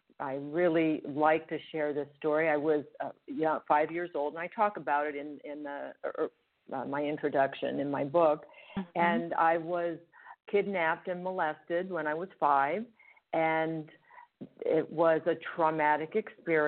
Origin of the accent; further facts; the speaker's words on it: Los Angeles, California, United States; also born or lived in Switzerland; I'm a homegrown LA girl, born and raised in Los Angeles, California